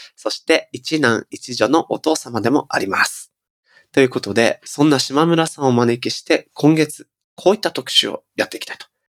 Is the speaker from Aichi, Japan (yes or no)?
yes; Nagoya, Aichi, Japan; 僕はね僕は地元名古屋なんですけど